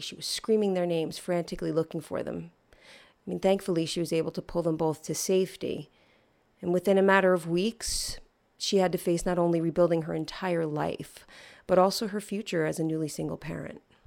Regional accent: East Coast, United States; I'm from the East Coast

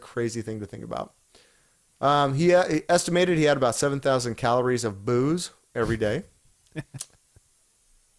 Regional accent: California, United States; I'm from California

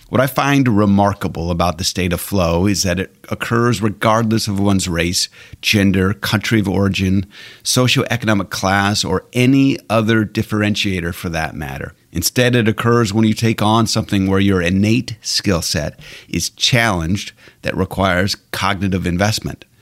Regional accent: Alberta, Canada; now in United States; I was born and raised in Alberta, Canada

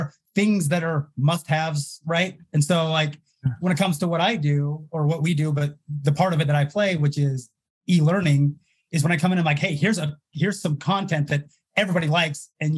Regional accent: Utah, United States; I'm from Utah

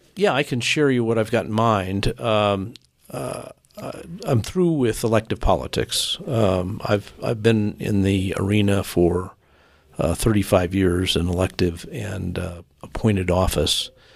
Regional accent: Colorado Springs, Colorado, United States; this is my hometown. I've lived here all my life.

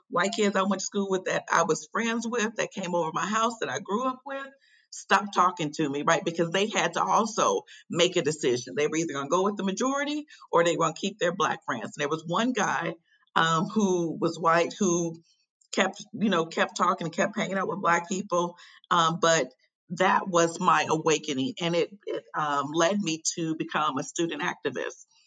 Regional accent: Chicago, Illinois, United States; now in Raleigh, United States; I currently live in Raleigh, North Carolina, but I'm originally from Chicago, Illinois, born and raised on South Side

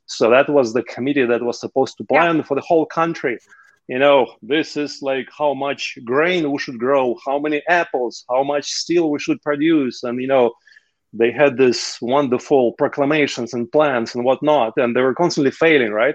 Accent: Russia; moved away as an adult; i was uh, 27 when i left russia

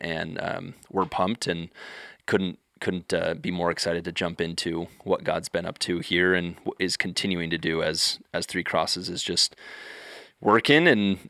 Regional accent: Santa Clara, California, United States; born there; also born or lived in Lake Arrowhead; I am actually originally from the Bay, which is kind of fun. I was born in Santa Clara, but I spent no time here.

